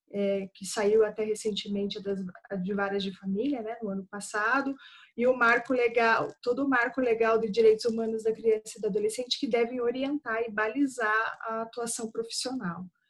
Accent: Curitiba, Paraná, Brazil; Sou daqui de Curitiba

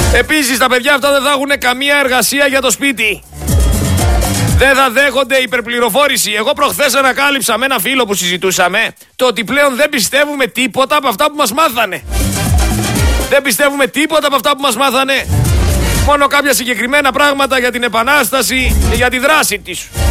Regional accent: Greece; Έλληνε, είμαστε περήφανοι

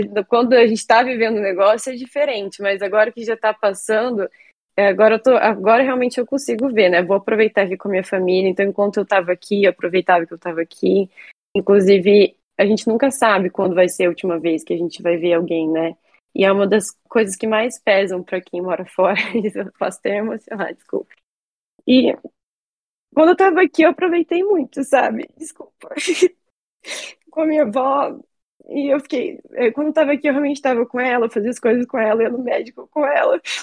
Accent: Cascavel, Paraná, Brazil; moved away as an adult; also born or lived in Stockholm, Sweden; Eu sou de Cascavel, Paraná, aqui no Brasil, nascida e criada.

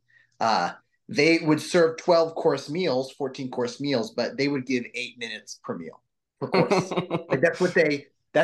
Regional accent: Northeast, United States; I'm from the Northeast.

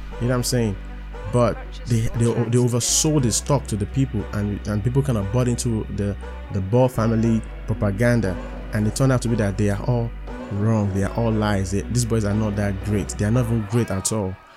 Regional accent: Nigeria; I'm a Nigerian

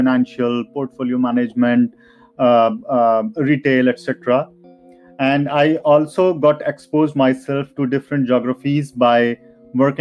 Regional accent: Noida, Uttar Pradesh, India; I'm from Noida, which is very near to New Delhi.

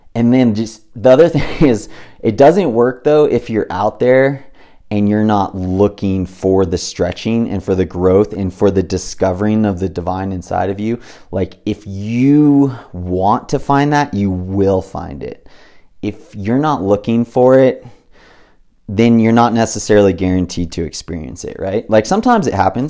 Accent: Big Bear Lake, California, United States; I grew up in Big Bear Lake, little tiny, you know, resort town with nine thousand people in it

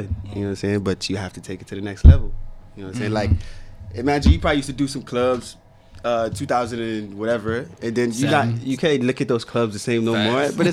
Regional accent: Maryland, United States; also born or lived in Nigeria; But then I grew up in Plainsburg, Maryland.

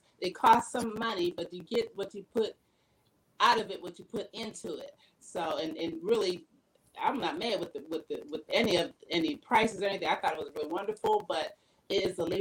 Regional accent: Pennsylvania, United States; now in Virginia, United States; I'm originally from Pennsylvania

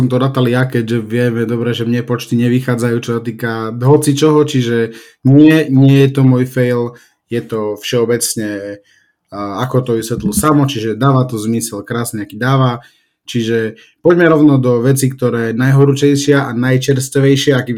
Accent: Slovakia; my sme Slováci

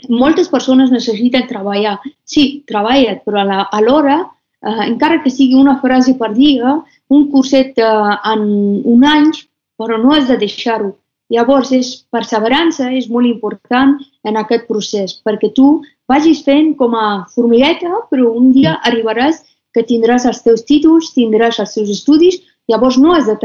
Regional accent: Afghanistan; com quan em presentava que sóc d'Afganistan, doncs la gent em deien talibans, guerra, Osama Bin Laden, marihuana, drogues

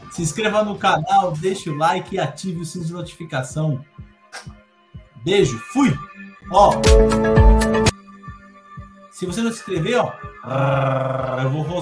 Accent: Portugal; Eu, sou, eu sou português mesmo, pai Eu tenho dupla nacionalidade. Eu tenho a brasileira e tenho a portuguesa.

